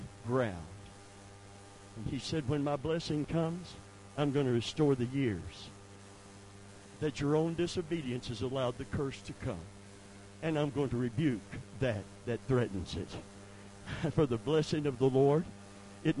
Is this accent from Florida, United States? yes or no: yes; Seffner, Florida, United States; I lived right at the corner where the Hardee's is. That's where I grew up